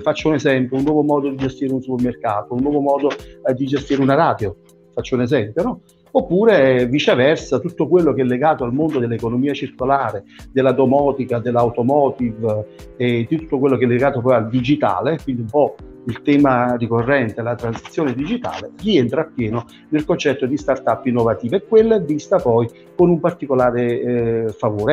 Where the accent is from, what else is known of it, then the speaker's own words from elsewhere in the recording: Southern Italy, Italy; al sud da dove vengo io